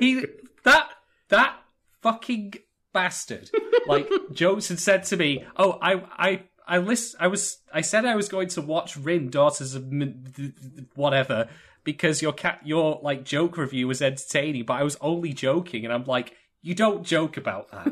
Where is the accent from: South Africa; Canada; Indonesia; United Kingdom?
United Kingdom; I am indeed British